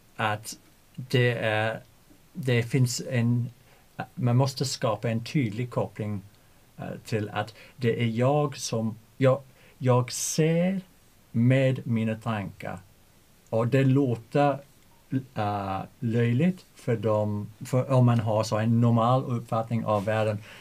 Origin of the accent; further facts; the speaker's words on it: England, United Kingdom; Swedish is a second language; moved away as an adult; now in Sweden; jag undervisar spanska i en svensk skola men jag är engelsman